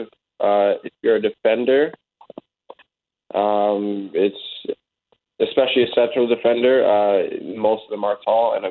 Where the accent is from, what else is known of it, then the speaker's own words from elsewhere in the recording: Ajax, Ontario, Canada; moved away as an adult; also born or lived in Syracuse, New York / Toronto / Charleston; now in Winnipeg, Canada; I grew up playing in Ajax. I played with a club in Ajax, Ontario. Played there up until college